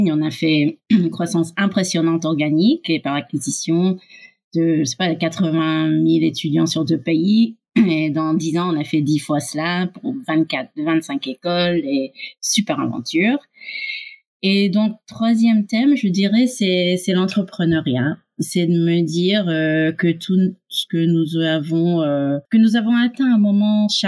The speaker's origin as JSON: {"language": "French", "country": "Canada", "tie": "born or raised there", "also_born_or_lived": "United States", "accent": "French", "lives_now": "France", "said": "Comme tu peux l'entendre, j'ai un petit accent français. Je suis franco-américaine canadienne. J'ai grandi au Canada et aux USA."}